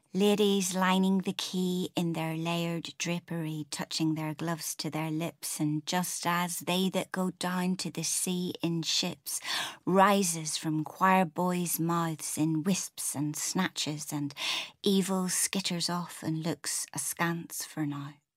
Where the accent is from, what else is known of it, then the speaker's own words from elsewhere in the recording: Northern Ireland, United Kingdom; moved away as an adult; also born or lived in Newcastle; now in England; I had my whole kinda Irish grandparents on the Falls Road in Belfast